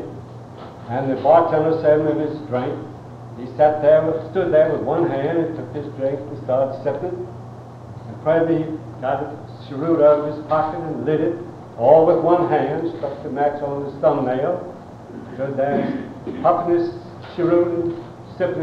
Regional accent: Virginia, United States; I was born in Virginia. I came up on a farm down near Trevilian Station

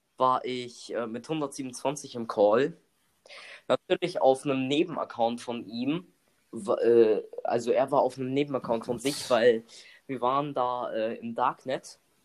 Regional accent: Germany; wir. Die Deutsche

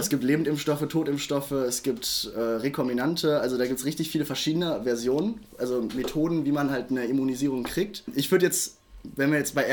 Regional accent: Düsseldorf, North Rhine-Westphalia, Germany; ich komme aus Düsseldorf.

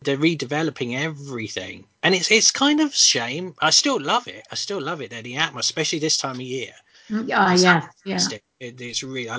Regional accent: London, United Kingdom; moved away; also born or lived in Northampton; And I'm from London anyway, originally.

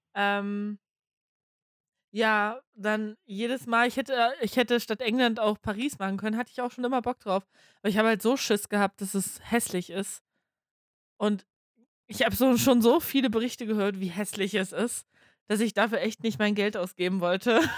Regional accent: Germany; für uns in Deutschland

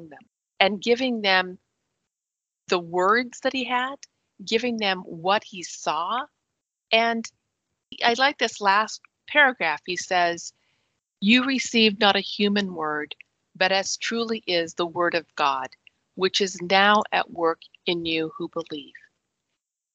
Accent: Wyoming, United States; moved away; I was born and raised in Wyoming, which is very, very rural

